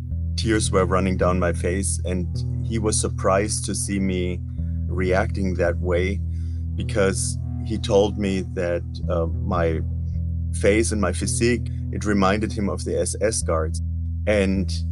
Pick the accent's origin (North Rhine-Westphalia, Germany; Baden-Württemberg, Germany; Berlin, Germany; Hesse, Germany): Baden-Württemberg, Germany; Tübingen; I grew up in the German town of Tübingen in the southwest of Germany.